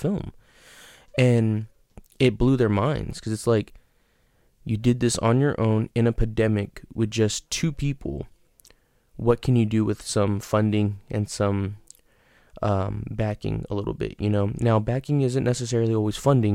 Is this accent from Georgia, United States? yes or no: no; San Antonio, Texas, United States; that's where I'm from, so I wanted to put one in my hometown